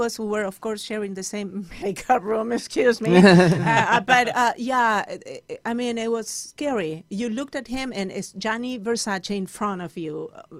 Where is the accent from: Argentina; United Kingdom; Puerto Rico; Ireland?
Argentina; accent: Argentinian; English is a second language; moved away as an adult; now in United States; The Argentinian accent is the last accent that you would pick when you do a commercial working, right? In Spanish television. And so I had to literally learn how to speak more like a generic Spanish.